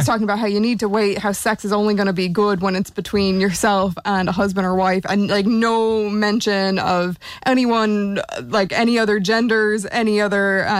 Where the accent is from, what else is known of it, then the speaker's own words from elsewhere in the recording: Seattle, Washington, United States; now in Ireland; So I'm originally from Seattle.